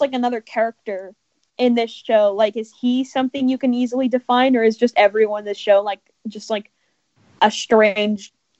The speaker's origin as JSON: {"language": "English", "town": "Los Angeles", "region": "California", "country": "United States", "said": "from Los Angeles, California, and you're listening to Kids First Coming Attractions."}